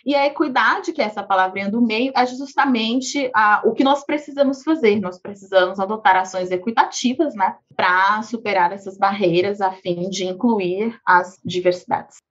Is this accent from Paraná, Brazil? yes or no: no; Goiânia, Goiás, Brazil; moved away as an adult; now in São Paulo, Brazil; Eu nasci em Goiânia, Goiás, então sou ali do Centro-Oeste. Atualmente moro em São Paulo